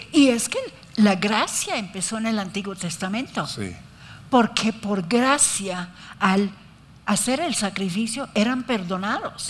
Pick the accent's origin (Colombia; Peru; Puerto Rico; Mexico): Colombia; Yo nací aquí, por eso soy colombiana